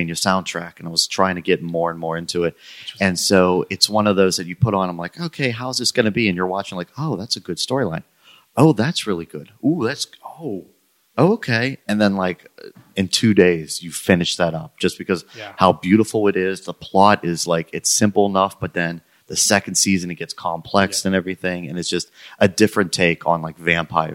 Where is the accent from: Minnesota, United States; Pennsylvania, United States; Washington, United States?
Pennsylvania, United States; Pittsburgh; I'm from the South Hills